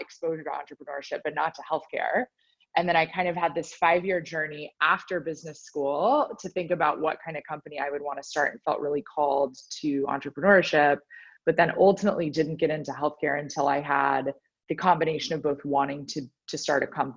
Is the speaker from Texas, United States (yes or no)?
yes; Dallas, Texas, United States; also born or lived in Nashville, Tennessee / Boston, Massachusetts; now in Austin, United States; I'm actually a Texan born and bred, so was born in Dallas, spent much of my life there. So obviously my whole youth until I went to college at Vanderbilt in Tennessee